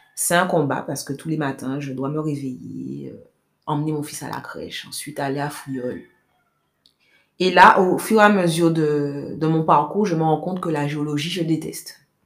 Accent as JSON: {"language": "French", "town": "Pointe-à-Pitre", "country": "Guadeloupe", "tie": "born or raised there", "said": "J'ai grandi à Pointe-à-Pitre"}